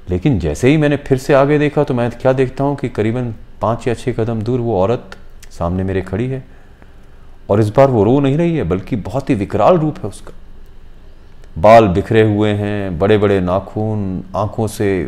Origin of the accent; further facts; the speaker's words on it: Hiranagar, Jammu and Kashmir, India; हालांकि मैं भी हीरानगर का रहने वाला हूँ